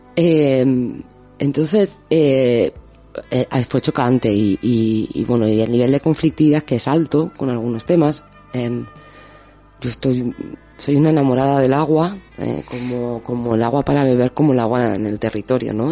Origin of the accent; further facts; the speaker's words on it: Basque Country, Spain; moved away; also born or lived in Argentina / Peru; soy vasca y que estudié ingeniería